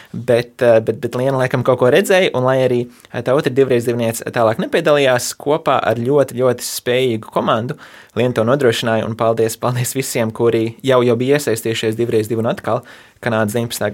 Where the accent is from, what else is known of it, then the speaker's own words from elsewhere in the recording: United States; also born or lived in Latvia; es piedzimu Latvijā, bet uzaugu Amerikā